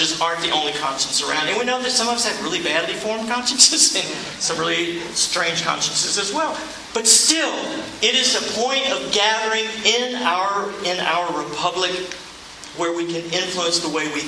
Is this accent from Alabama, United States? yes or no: yes; Alabama, United States; I'm from Alabama